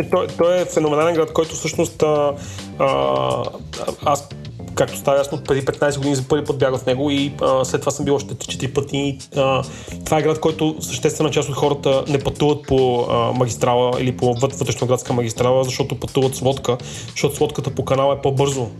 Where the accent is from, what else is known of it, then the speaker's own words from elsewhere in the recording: Bulgaria; сме българи